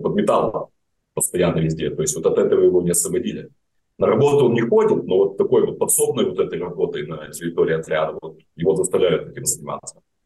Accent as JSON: {"language": "Russian", "town": "Grodno", "region": "Grodno Region", "country": "Belarus", "tie": "born or raised there", "moved": "as an adult", "said": "обратно в Гродно, мой родной город"}